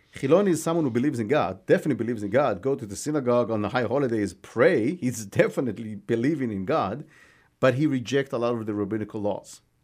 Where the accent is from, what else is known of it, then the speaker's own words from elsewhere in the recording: Israel; moved away as an adult; now in United States; the moshav, uh, where I grew up is the first Jewish